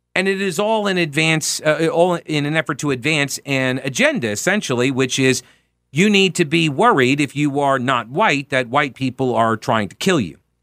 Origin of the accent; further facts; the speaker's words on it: Long Island, New York, United States; now in Charlotte, United States; I'm from Long Island.